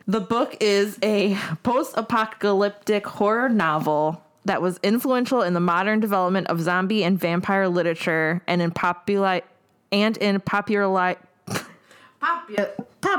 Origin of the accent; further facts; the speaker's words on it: Indiana, United States; I'm from Indiana